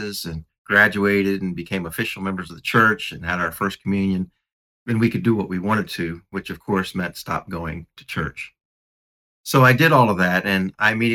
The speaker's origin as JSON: {"language": "English", "country": "United States", "said": "I'm American, and I went to this church, and I was catechized"}